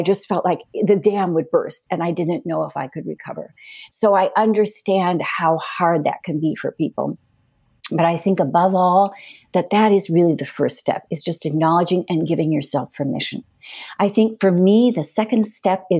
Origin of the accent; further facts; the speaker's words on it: Cleveland, Ohio, United States; also born or lived in Madrid, Spain; now in New Hampshire, United States; I grew up in Cleveland, so I know what city life is like, and I've lived in Madrid